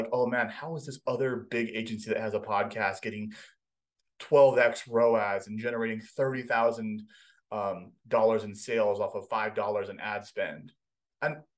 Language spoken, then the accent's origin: English; Hawaii, United States; moved away as an adult; I grew up in Hawaii